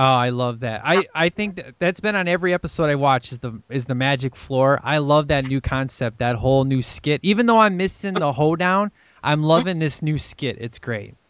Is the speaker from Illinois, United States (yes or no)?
yes; Chicago, Illinois, United States; this is in Chicago, man. This is my hometown